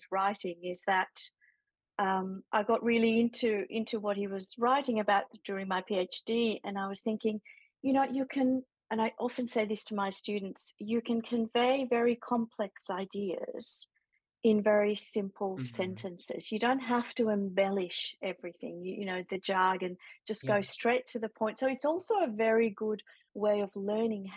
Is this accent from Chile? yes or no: yes; Chile; now in Melbourne, Australia; I was born in Chile. I've been living here for 30 years, but all my family's back home